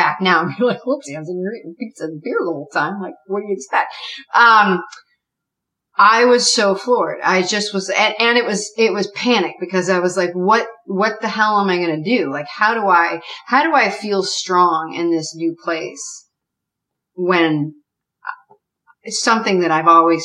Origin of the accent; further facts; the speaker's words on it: New England, United States; also born or lived in Dallas; New Englander